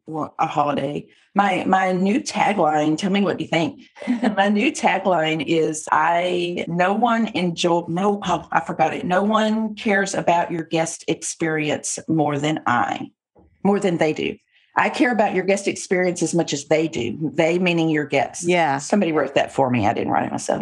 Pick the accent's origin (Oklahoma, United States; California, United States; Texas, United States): Texas, United States; I'm a Texan